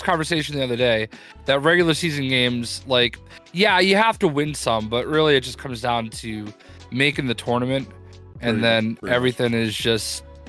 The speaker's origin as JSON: {"language": "English", "town": "Boston", "region": "Massachusetts", "country": "United States", "said": "Obviously, I'm from Boston, so I'm a big Celtics fan, Boston sports fan in general."}